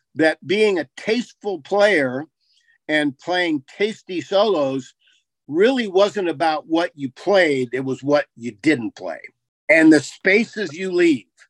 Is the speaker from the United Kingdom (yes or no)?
no; Boulder, Colorado, United States; came into my hometown and suddenly Boulder for a few years was a hotbed